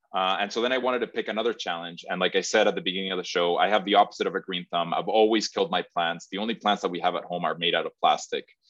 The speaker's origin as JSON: {"language": "English", "country": "Mexico", "moved": "yes", "lives_now": "Massachusetts, United States", "said": "I'm originally from Mexico"}